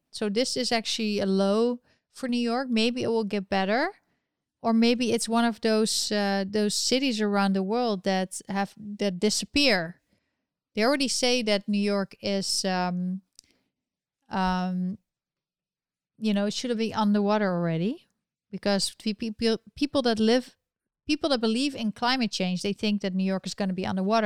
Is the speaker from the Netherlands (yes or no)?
yes; Netherlands; accent: European; we are from the Netherlands. We're actually Dutch